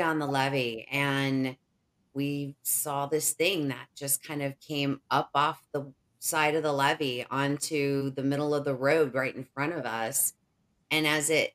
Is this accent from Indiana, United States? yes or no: yes; Indiana, United States; I grew up in Indiana